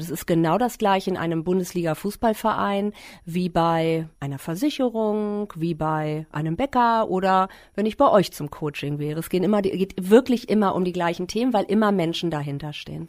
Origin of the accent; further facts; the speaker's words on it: Klein Berkel, Lower Saxony, Germany; ich bin in Kleinberkel groß geworden